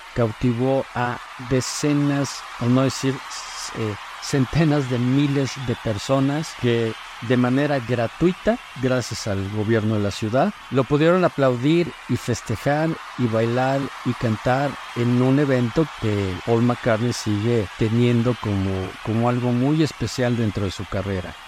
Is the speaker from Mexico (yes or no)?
yes; Mexico